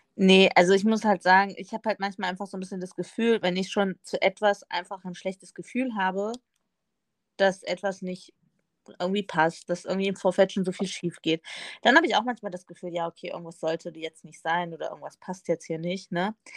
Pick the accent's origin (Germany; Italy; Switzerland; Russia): Germany; Northern Hesse; in Nordhessen, da wo ich aufgewachsen bin, sagen wir immer ne